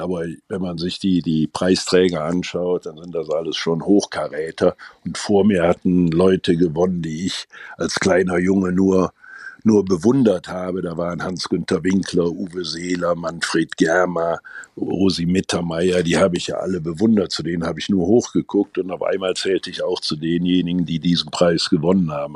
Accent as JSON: {"language": "German", "town": "Gummersbach", "region": "North Rhine-Westphalia", "country": "Germany", "tie": "born or raised there", "said": "meine Heimatstadt."}